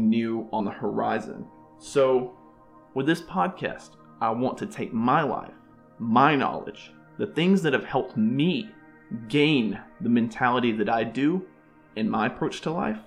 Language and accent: English; Alabama, United States; moved away as an adult; now in Boca Raton, United States; born and raised in Alabama